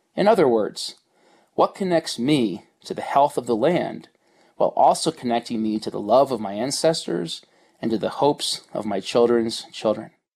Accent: New Jersey, United States; now in Colorado, United States; I grew up in New Jersey in the 70s and in the 80s

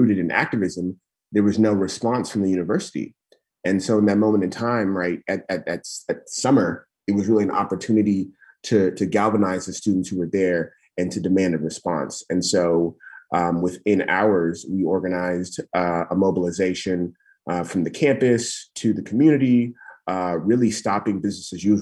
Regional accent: California, United States; also born or lived in Nigeria; I'm from California originally

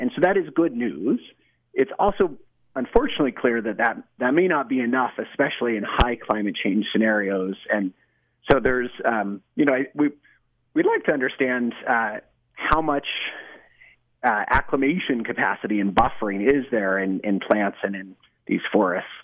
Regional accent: Colorado, United States; now in Utah, United States; I grew up in Colorado doing a lot of hunting and fishing

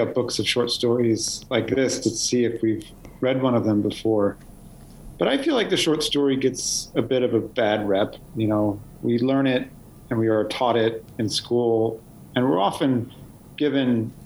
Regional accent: Sacramento, California, United States; growing up in Sacramento, California

